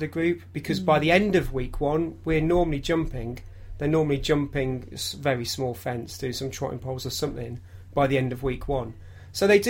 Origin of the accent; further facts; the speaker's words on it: Derbyshire, East Midlands, United Kingdom; growing up in Derbyshire